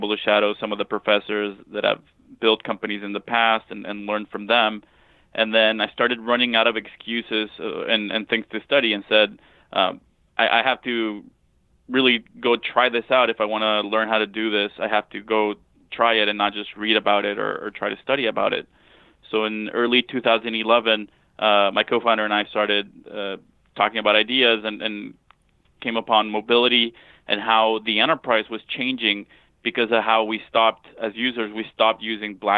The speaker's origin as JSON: {"language": "English", "town": "Monterrey", "region": "Nuevo León", "country": "Mexico", "tie": "born or raised there", "moved": "as an adult", "lives_now": "United States", "said": "I grew up in Monterrey, Mexico"}